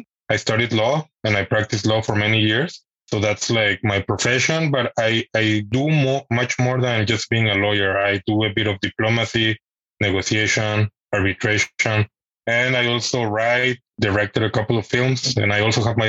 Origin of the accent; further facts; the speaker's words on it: Mexico; moved away as an adult; now in Switzerland; I am originally from Mexico